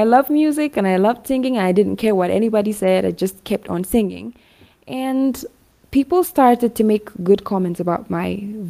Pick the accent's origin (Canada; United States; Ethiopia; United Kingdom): Ethiopia; Hawassa, Sidama; now in Addis Ababa, Ethiopia; I grew up in Awasa, so Awasa is located 25 kilometers away from Shashamani.